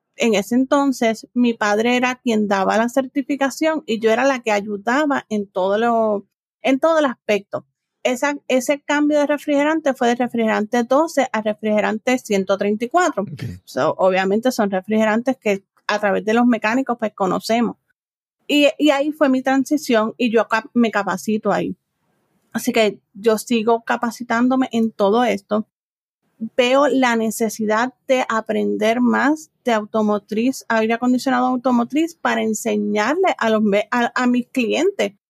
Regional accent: San Juan, Puerto Rico; also born or lived in United States; Yo soy de San Juan, Puerto Rico, literalmente de aquí, de la capital de Puerto Rico. Me crié aquí

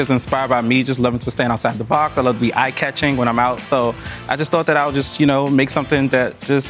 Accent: Washington, District of Columbia, United States; I'm from Washington, D.C.

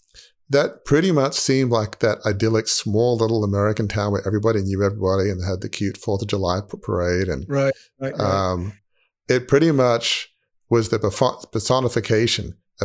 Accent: Sydney, New South Wales, Australia; it felt like living in a goldfish bowl growing up in Sydney.

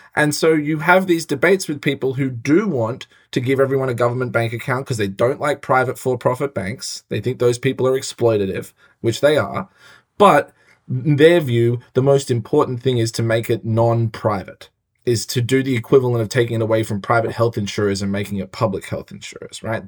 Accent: Australia; now in United States; I'm an Australian

